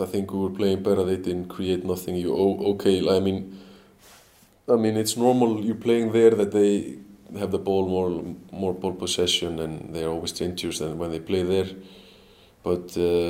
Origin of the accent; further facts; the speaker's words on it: Selfoss, Southern Region, Iceland; moved away; Selfoss, my hometown club